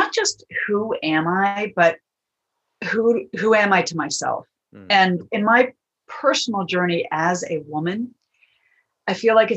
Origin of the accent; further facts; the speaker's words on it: Washington, District of Columbia, United States; my hometown, my birthplace of Washington, D.C., USA